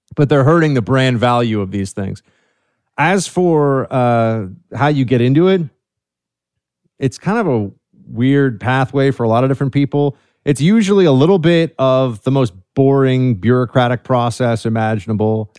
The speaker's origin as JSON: {"language": "English", "town": "New York City", "region": "New York", "country": "United States", "tie": "born or raised there", "said": "I'm from New York City, man, born and raised here."}